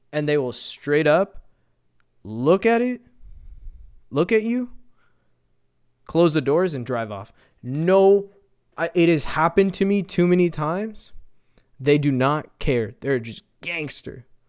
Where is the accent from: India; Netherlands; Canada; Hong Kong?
Canada; as a Canadian